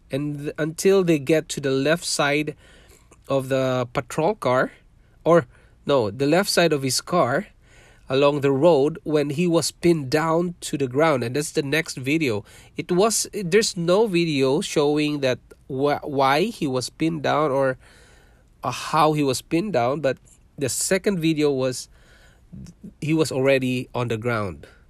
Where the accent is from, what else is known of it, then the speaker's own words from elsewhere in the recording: Mindanao, Philippines; English is a second language; moved away as an adult; also born or lived in Manila, Philippines / Singapore; now in Canada; I was born in Philippines. I'm a Filipino